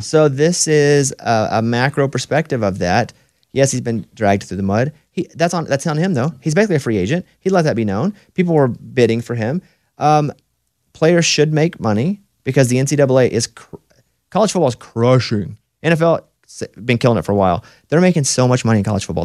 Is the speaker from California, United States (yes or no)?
no; Mountain Pine, Arkansas, United States; moved away; I'm from Mountain Pine, Arkansas, population seven hundred